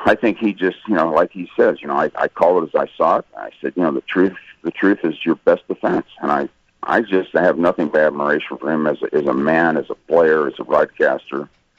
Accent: California, United States; And I came from Southern California. I never saw that stuff in my life.

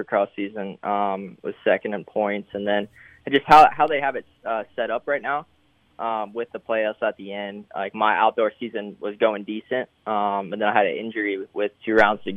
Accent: Tampa, Florida, United States; I grew up right by USF

